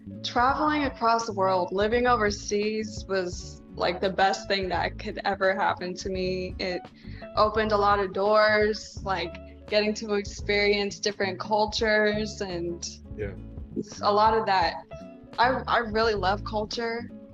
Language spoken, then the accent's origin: English; Guam; also born or lived in everywhere; I'm from Guam. I'm a military brat, so I'm also kind of from everywhere.